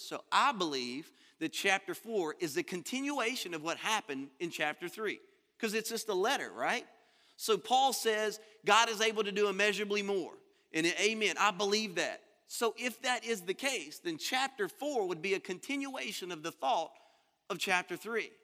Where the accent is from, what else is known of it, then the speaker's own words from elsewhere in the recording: Louisiana, United States; moved away as an adult; now in Florida, United States; I'm from Louisiana. I was born and raised there.